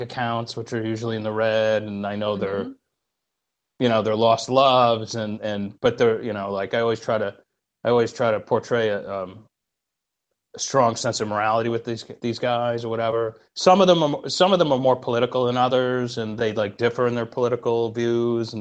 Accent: Albany, New York, United States; also born or lived in Florence, Italy; Albany, New York, really, because it's the capital where I come from

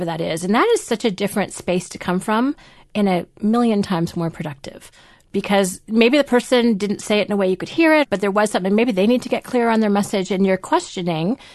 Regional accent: Canada; We're also Canadian

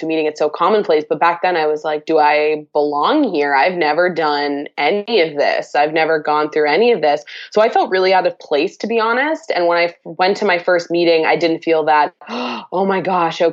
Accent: Massachusetts, United States; I'm from Massachusetts.

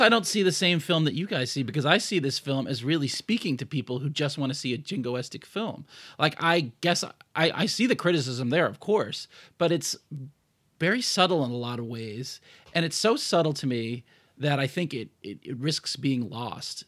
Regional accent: United States; status as an American citizen

